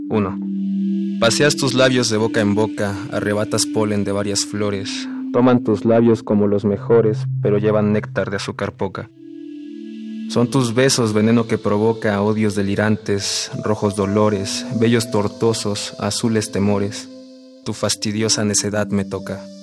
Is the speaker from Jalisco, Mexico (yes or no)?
no; Mexico City, Mexico; eh, tengo 20 años, soy de la Ciudad de México